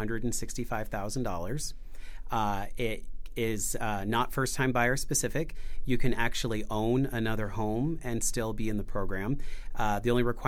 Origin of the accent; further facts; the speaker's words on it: Gardnerville, Nevada, United States; now in southern Nevada; I was born and raised in Gardnerville